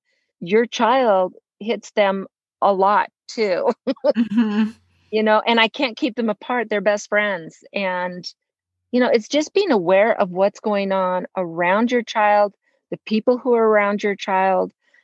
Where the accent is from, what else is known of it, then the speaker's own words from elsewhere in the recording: Los Angeles, California, United States; In Los Angeles. I grew up in Los Angeles. My dad was a professor at UCLA.